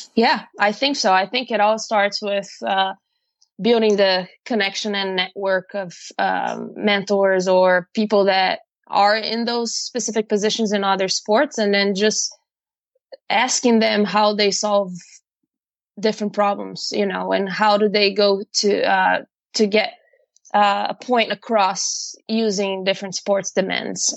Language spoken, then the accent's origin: English; Brazil; moved away as an adult; also born or lived in Ohio, United States; I'm actually from Brazil. And I came to actually went to America because I'm not there anymore. Went to America in 2010